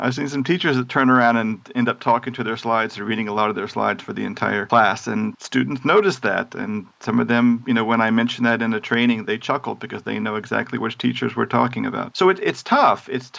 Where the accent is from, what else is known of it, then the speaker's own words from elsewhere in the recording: Busan, South Korea; because I grew up in Busan, South Korea, and I can recommend some places?